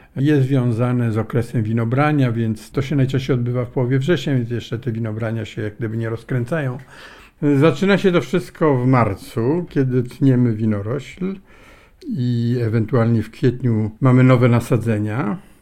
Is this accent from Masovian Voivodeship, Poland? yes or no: yes; Warsaw, Masovian Voivodeship, Poland; moved away; ja pochodzę z lubelskiego, ale urodziłem się w Warszawie, rodzice zresztą mieszkali w Warszawie już od początku XX wieku